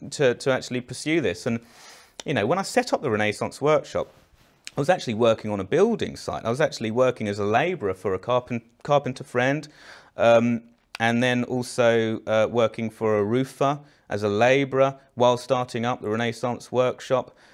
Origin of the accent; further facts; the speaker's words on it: Eltham, London, United Kingdom; I'm from Elton, but I went to sixth form.